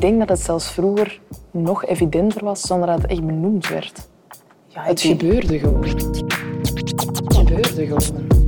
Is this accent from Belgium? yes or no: yes; Antwerp, Flanders, Belgium; dat vind ik echt als Antwerpenaar